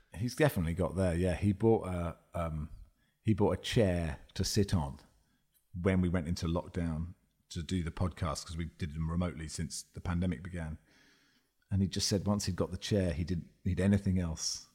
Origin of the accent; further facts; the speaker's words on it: Cambridge, East of England, United Kingdom; I grew up in Cambridge